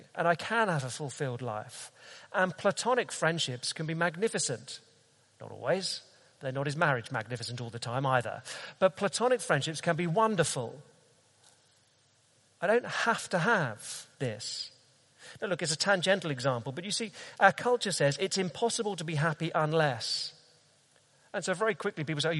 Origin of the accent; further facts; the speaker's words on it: London, United Kingdom; I'm a Brit, and I'm a Londoner